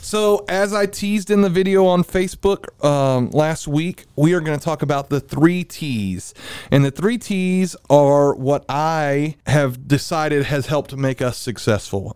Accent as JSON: {"language": "English", "town": "Milton", "region": "Florida", "country": "United States", "said": "I'm from Milton"}